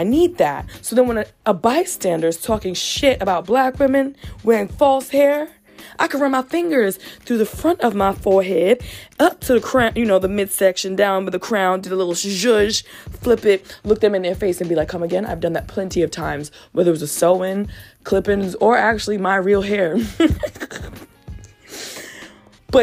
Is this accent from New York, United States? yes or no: yes; New York City, New York, United States; I've grown up in the Bronx